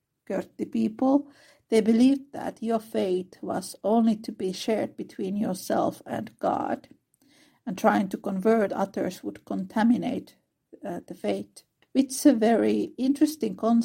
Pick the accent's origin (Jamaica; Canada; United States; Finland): Finland; I am from Finland, which is a very secular country.